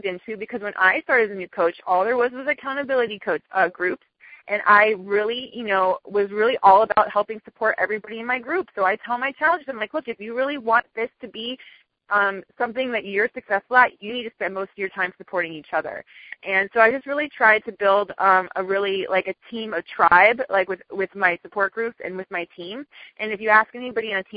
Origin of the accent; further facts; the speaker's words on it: Miami, Florida, United States; I'm from Miami. I'm born and raised in Miami